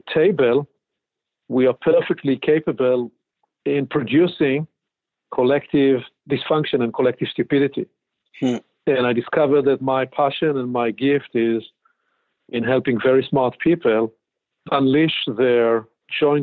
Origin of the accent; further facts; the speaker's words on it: Israel; moved away as an adult; now in Pacific Northwest, United States; born and raised in Israel.